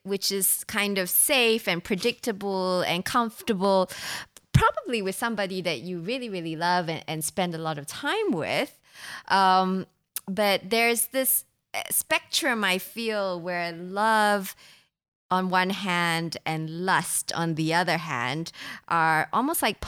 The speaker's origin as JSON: {"language": "English", "country": "Singapore", "tie": "born or raised there", "said": "I was born in Singapore"}